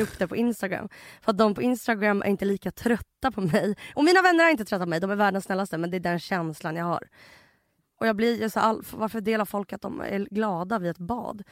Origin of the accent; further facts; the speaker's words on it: Russia; now in Sweden; jag är ryss